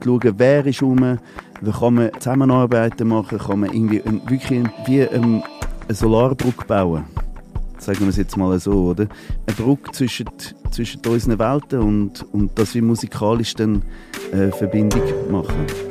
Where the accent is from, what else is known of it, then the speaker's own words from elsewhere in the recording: Côte d’Ivoire; now in Switzerland; Ich bin an der Elfenbeinküste aufgewachsen. Ich bin seit 40 Jahre nicht mehr dort